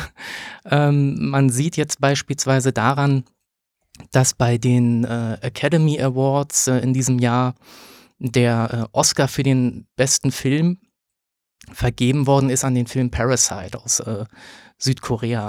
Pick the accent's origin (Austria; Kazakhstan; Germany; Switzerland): Germany; Berlin; Also ich bin in Berlin geboren, ähm, habe dann hier Abitur gemacht